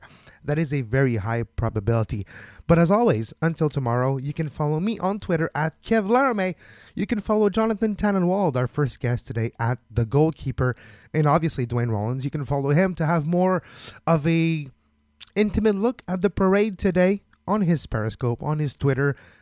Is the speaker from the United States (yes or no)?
no; Montreal, Quebec, Canada; I'm from Montreal. I'm in Montreal